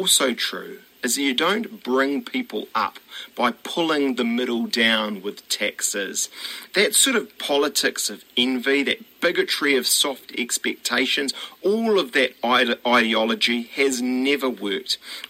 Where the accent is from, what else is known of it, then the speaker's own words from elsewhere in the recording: Auckland, New Zealand; I grew up in West Auckland